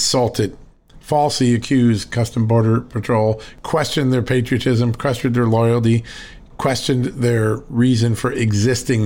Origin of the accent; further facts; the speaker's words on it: Connecticut, United States; in the backyard of where I grew up in Connecticut